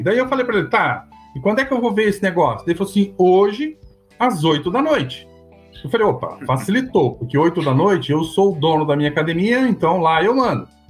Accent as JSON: {"language": "Portuguese", "town": "Cornélio Procópio", "region": "Paraná", "country": "Brazil", "tie": "born or raised there", "moved": "as an adult", "lives_now": "Palmeira, Brazil", "said": "eu sou natural de Cornélio Procópio, no norte do Paraná"}